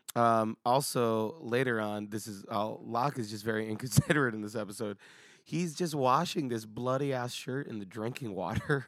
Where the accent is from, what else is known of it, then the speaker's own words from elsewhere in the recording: United States; as an American